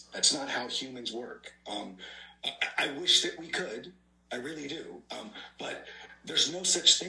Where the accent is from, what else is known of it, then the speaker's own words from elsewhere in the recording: United States; Japanese American communities, we wanted to be seen as American, more American.